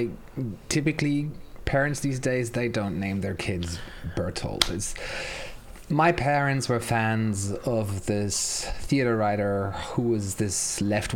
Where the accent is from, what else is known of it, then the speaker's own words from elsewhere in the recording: Hamburg, Germany; moved away as an adult; also born or lived in Berlin; I grew up in Hamburg